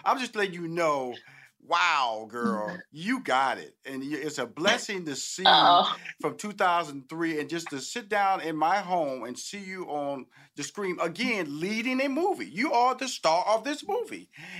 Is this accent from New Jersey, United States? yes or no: no; Houston, Texas, United States